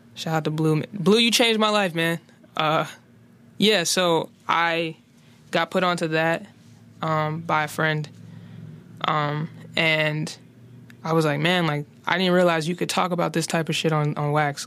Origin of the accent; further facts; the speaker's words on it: Charlotte, North Carolina, United States; moved away; also born or lived in West Philadelphia, Pennsylvania; growing up on the West Side